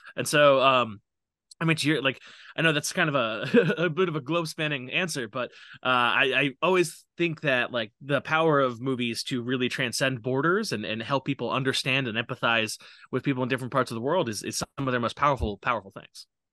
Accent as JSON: {"language": "English", "town": "New York City", "region": "New York", "country": "United States", "said": "I am from New York City. I, I live there right now. I live in Queens"}